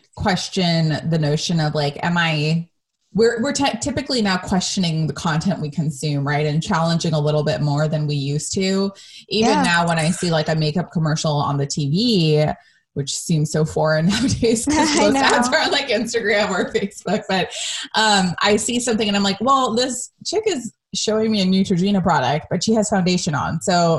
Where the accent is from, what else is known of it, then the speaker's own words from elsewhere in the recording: United States; especially growing up in America, we deal with as brown women